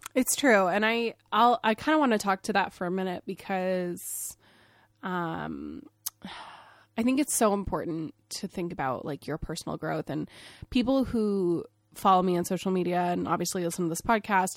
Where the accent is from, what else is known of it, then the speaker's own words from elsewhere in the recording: Maine, United States; I grew up in Maine. I grew up in the whitest state in the country